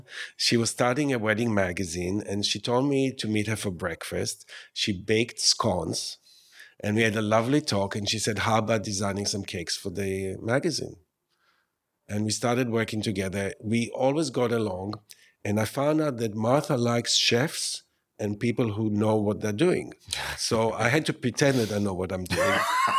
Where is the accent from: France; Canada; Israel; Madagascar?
Israel; Tel Aviv, Tel Aviv District; now in New York City, United States; I grew up in Tel Aviv, Israel.